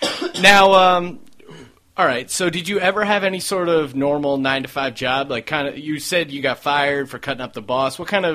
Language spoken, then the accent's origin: English; East Coast, United States; now in Los Angeles, United States; When you know, I came from the East Coast, so I think that's part of what made me come out to LA instead of New York.